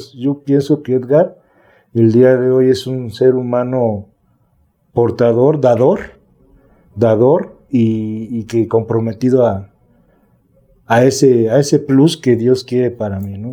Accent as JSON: {"language": "Spanish", "region": "Mexico City", "country": "Mexico", "also_born_or_lived": "Azcapotzalco, Mexico City", "said": "Soy de aquí de la Ciudad de México, de, la delegación o municipio que ahora es Milpalta, adelante Xochimilco."}